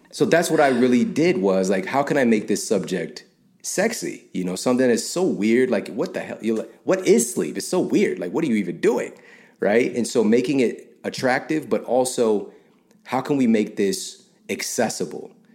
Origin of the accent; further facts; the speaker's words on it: St. Louis, Missouri, United States; I'm from Saint Louis